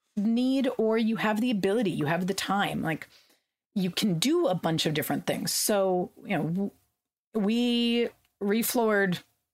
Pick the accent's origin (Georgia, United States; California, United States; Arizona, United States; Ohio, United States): California, United States; during one of the droughts I grew up in California, we had water rationing